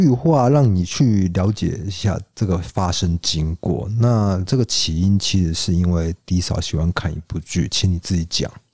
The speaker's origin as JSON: {"language": "Chinese", "country": "Taiwan", "said": "我们台湾人"}